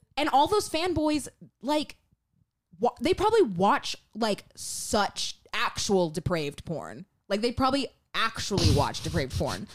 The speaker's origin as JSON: {"language": "English", "town": "Memphis", "region": "Tennessee", "country": "United States", "said": "we're from Memphis."}